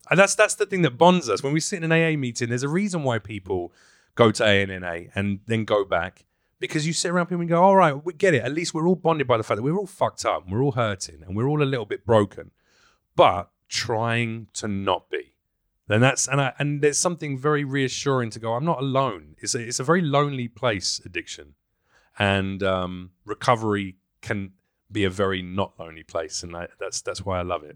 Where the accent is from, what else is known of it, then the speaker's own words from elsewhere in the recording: London, United Kingdom; accent: Mockney; moved away as an adult; also born or lived in New York, United States; now in Los Angeles, United States; I'm a Londoner